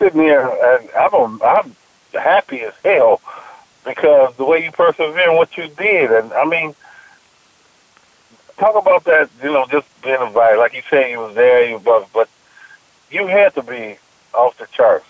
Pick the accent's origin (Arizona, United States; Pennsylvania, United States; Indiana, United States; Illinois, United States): Illinois, United States; Chicago; I grew up in Chicago